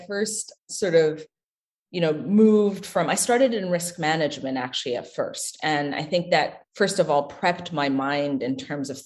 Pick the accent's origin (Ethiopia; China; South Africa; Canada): Ethiopia; Addis Ababa; moved away as an adult; now in United States; I was born and raised in Ethiopia into a very large family